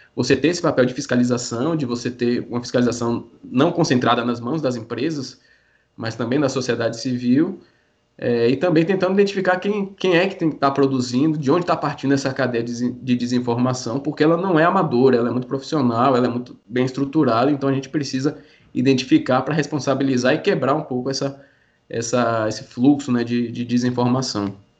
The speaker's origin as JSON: {"language": "Portuguese", "region": "Bahia", "country": "Brazil", "said": "Eu particularmente sou daqui da Bahia"}